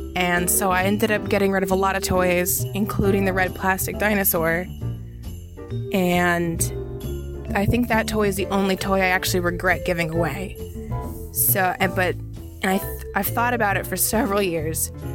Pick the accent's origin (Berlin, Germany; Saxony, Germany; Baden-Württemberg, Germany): Baden-Württemberg, Germany; Stuttgart; when I was little, like first or second grade, I grew up in Stuttgart, Germany